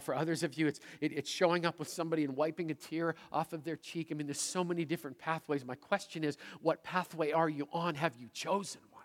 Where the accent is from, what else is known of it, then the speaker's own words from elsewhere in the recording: Manitoba, Canada; moved away as an adult; also born or lived in Seattle; I'm a prairie kid from Manitoba